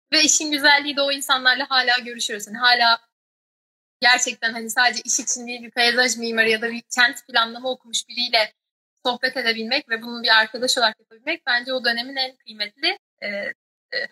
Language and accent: Turkish; Denizli, Turkey; moved away as an adult; also born or lived in Ankara; now in London, United Kingdom; Denizli doğumluyum ve hayatımın aslında böyle hatırladığım dolu dolu kısmı hani tek çocuk olduğum için hani annem babam ve Denizli böyle benim için çok baskın şeyler.